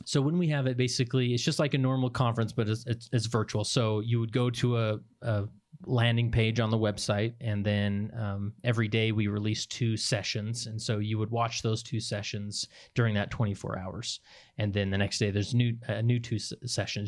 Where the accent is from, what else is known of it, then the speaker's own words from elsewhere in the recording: West Valley City, Utah, United States; I grew up in West Valley City, Utah, and went to Granger High